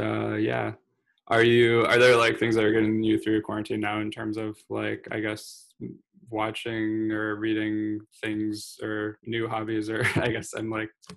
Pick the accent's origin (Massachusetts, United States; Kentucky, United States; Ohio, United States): Kentucky, United States; Louisville; I grew up in Louisville